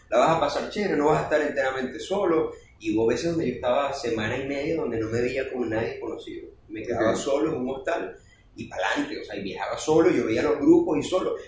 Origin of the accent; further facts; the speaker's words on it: Venezuela; moved away; yo no conozco Maracay, y hablábamos el mismo idioma, claro, somos venezolanos